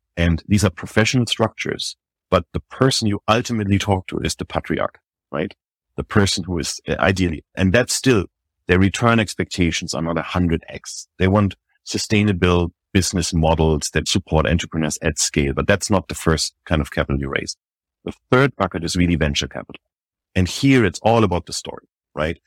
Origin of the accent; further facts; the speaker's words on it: Germany; moved away as an adult; also born or lived in Paris, France; now in New York, United States; I was born in Germany. built my first business there when I was twenty-one years old